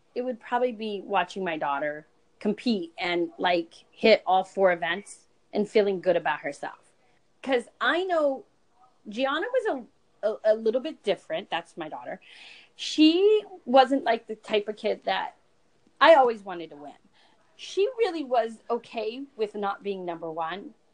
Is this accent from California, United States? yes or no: yes; California, United States; now in New Jersey, United States; I moved to New Jersey because I was really from California